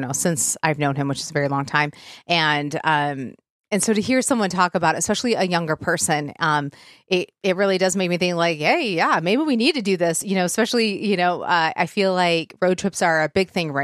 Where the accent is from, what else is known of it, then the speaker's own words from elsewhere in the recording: Michigan, United States; I'm from Michigan